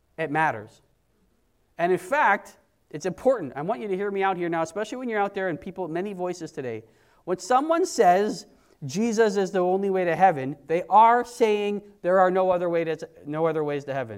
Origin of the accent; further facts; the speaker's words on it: Canada; we're Canadian